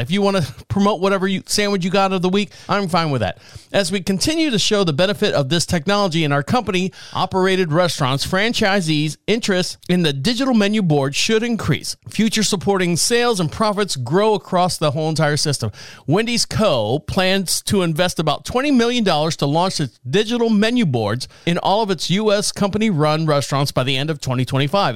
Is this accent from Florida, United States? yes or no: yes; Orlando, Florida, United States; I was born and raised in Orlando